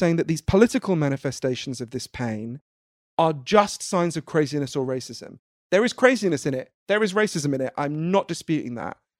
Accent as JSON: {"language": "English", "country": "United Kingdom", "said": "I'm British."}